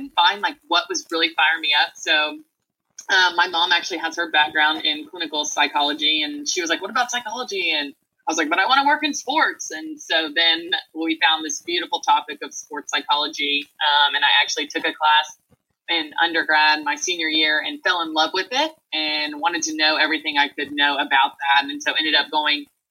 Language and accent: English; Nashville, Tennessee, United States; I am originally from Nashville, Tennessee, born and raised.